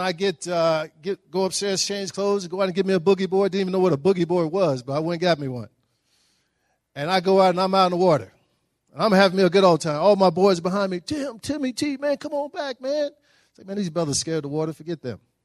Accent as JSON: {"language": "English", "town": "Dallas", "region": "Texas", "country": "United States", "tie": "born or raised there", "said": "I grew up in Dallas, Texas"}